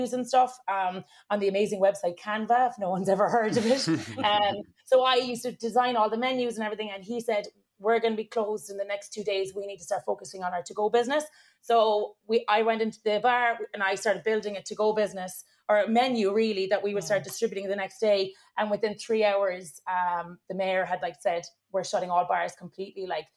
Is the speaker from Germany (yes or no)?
no; Ireland; accent: Irish; moved away as an adult; also born or lived in New York, United States; my Irish accent got a lot stronger